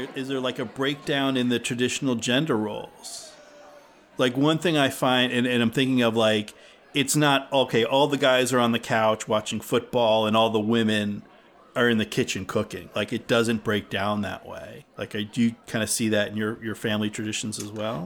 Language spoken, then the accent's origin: English; New Jersey, United States; now in Massachusetts, United States; I grew up in New Jersey